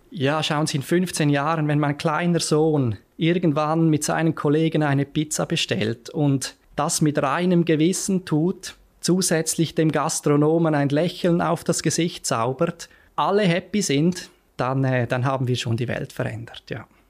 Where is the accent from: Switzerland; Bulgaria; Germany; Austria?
Switzerland; Lenzerheide, Graubünden; moved away as an adult; also born or lived in Zurich; ich bin auf der Lenzerheide aufgewachsen